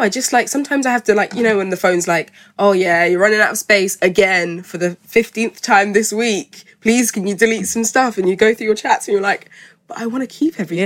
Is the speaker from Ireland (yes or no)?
no; Malawi; I'm from Malawi